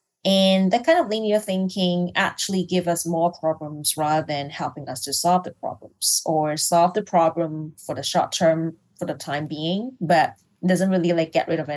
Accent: Hong Kong; I'm from Hong Kong, so I'm not from Malaysia, I'm from Hong Kong

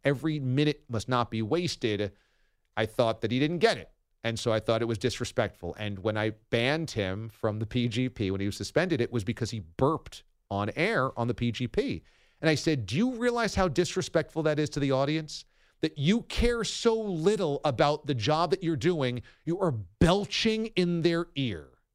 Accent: United States; as an American

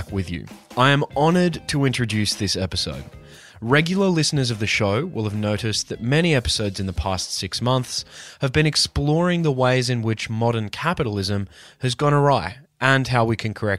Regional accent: Newcastle, New South Wales, Australia; I was born and raised in Newcastle, Australia

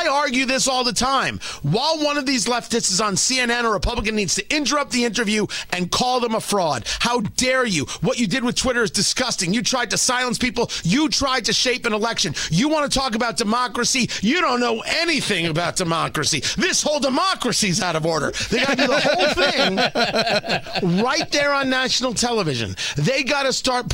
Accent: New Jersey, United States; I grew up in Jersey.

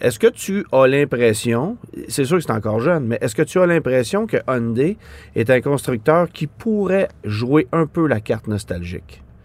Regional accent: Quebec, Canada; chez nous au Québec

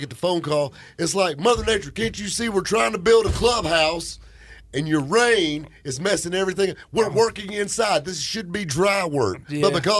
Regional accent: the South, United States; accent: thick southern drawl; A guy that sounds like me, got that thick southern draw.

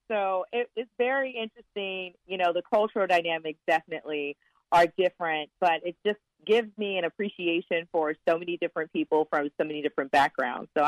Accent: Florida, United States; So I spent my um, early childhood overseas and moved back and went to Florida State for college. But I, I am from Florida, but I kind of have this interesting journey.

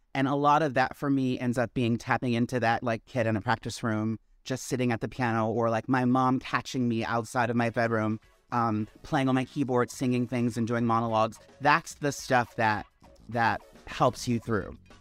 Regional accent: Maryland, United States; also born or lived in Washington, D.C.; now in New York, United States; I originated in Maryland.

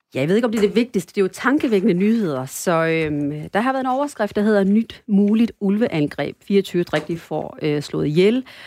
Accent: North Jutland, North Denmark Region, Denmark; also born or lived in Sri Lanka; now in Aarhus, Denmark; og så er jeg opvokset delvis på Nordjylland

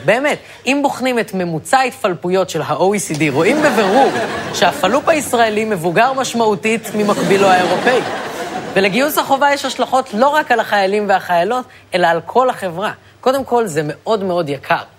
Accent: Ra'anana, Central District, Israel; אני נגיד מרעננה

